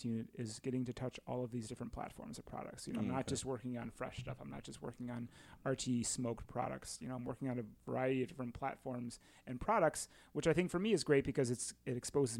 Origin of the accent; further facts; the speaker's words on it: Indiana, United States; moved away as an adult; also born or lived in Madison, Wisconsin; now in Wisconsin, United States; I'm from Indiana originally.